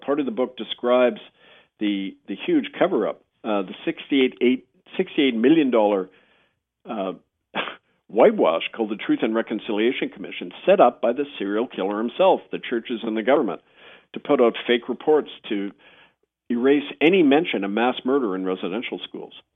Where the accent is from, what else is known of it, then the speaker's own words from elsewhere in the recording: Winnipeg, Manitoba, Canada; when I was growing up in Winnipeg